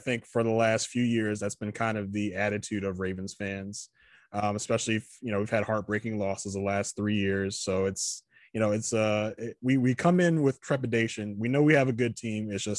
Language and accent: English; Virginia, United States; now in Baltimore, United States; So I moved to Baltimore in 1998 from Virginia. So it was like a small town in Virginia.